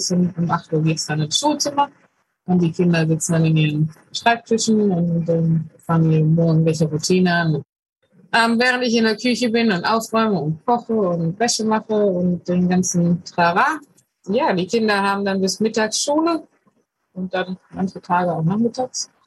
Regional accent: Germany; Ich komme aus Deutschland.

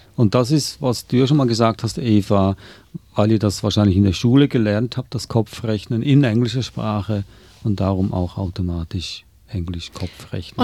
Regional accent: Switzerland; now in Australia; meine Frau ist Deutscher, ich bin Schweizer

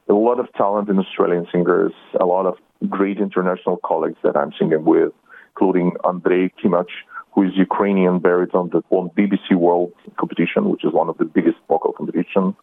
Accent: Israel; English is a second language; also born or lived in Soviet Union; I was born in Soviet Union, but immigrated in Israel, to Israel when I was 16 years old. So I not don't consider myself really Russian.

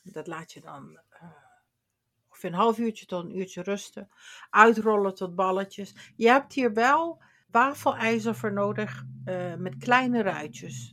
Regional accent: Limburg, Netherlands; Ik kom uit Limburg

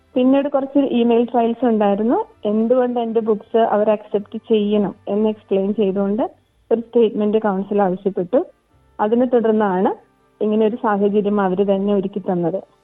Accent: Malayali, Kerala, India; now in Townsville, Australia; നമ്മൾ മലയാളികൾ

